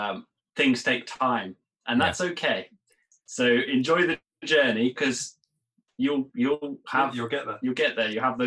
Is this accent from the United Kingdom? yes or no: yes; United Kingdom; I'm British and we call it jam.